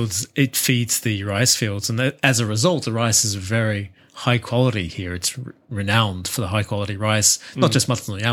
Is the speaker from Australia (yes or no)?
yes; Australia; now in Japan; my home country of Australia